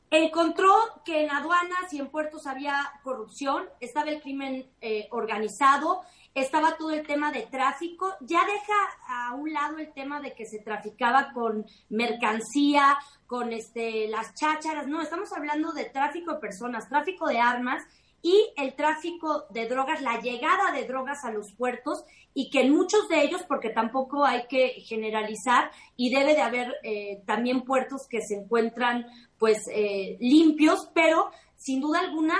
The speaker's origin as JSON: {"language": "Spanish", "country": "Mexico", "said": "como mexicanos"}